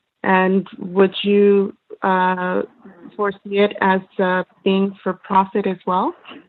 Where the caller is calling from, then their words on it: Canada; I am calling from Canada